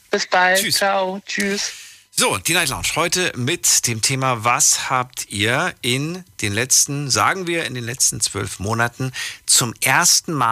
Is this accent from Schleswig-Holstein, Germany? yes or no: no; Brühl, North Rhine-Westphalia, Germany; also born or lived in Cologne; Ich bin aus Köln, also ich komme normalerweise aus Brühl, aber das liegt halt bei Köln.